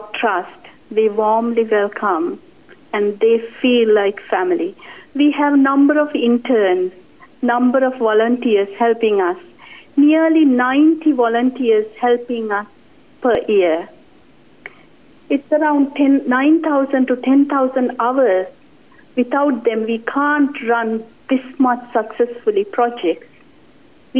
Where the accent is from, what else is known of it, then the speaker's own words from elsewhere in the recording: Sri Lanka; now in New Zealand; I'm originally from Sri Lanka.